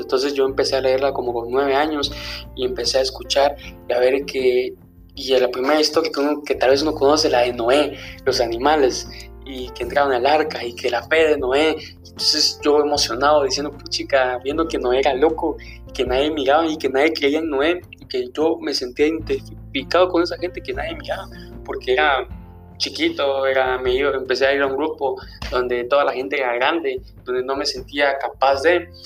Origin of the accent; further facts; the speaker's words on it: Villa Nueva, Guatemala Department, Guatemala; yo soy de Villanueva